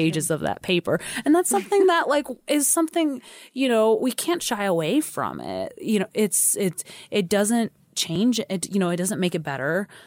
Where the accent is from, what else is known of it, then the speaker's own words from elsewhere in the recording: California, United States; moved away as an adult; also born or lived in Chicago; now in Idaho, United States; I'm not from Idaho. You know, I came here two years ago, um, from a job in Chicago, grew up in California